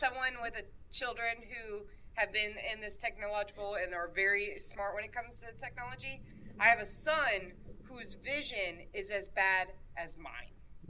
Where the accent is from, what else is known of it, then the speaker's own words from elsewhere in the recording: Dayton, Ohio, United States; I'm actually from Dayton, Ohio. I grew up there, and I went to Ned Pepper's many, many times where the Dayton shooter was.